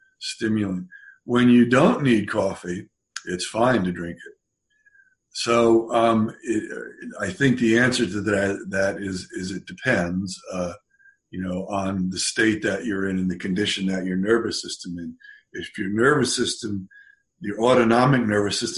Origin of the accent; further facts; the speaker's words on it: California, United States; I'm from California. I haven't been there in 5 months